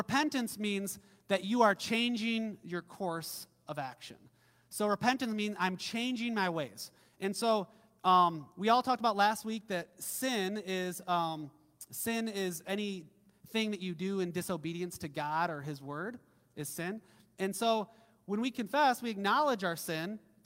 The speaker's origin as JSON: {"language": "English", "region": "Midwest", "country": "United States", "tie": "born or raised there", "said": "growing up in the Midwest, I grew up on, I think our family had like a 100-acre farm"}